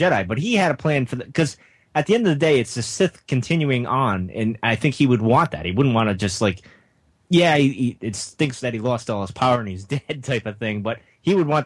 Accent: New England, United States; I'm from New England, as you guys know, so my accent's a little weird.

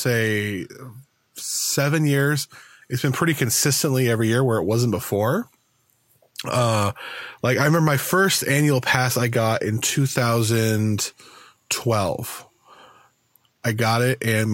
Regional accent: Southern California, United States; when I was a kid growing up in Southern California

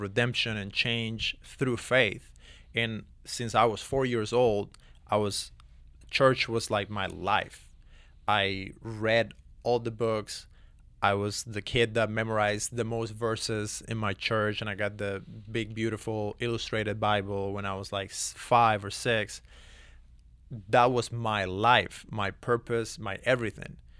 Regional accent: Cuba; moved away; born and raised in Cuba

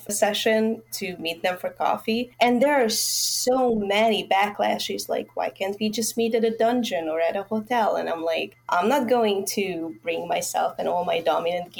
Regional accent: Budapest, Hungary; I'm from Hungary

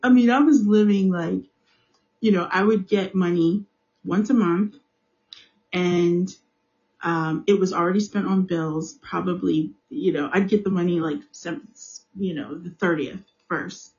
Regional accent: United States; I'm African American. I live in the United States.

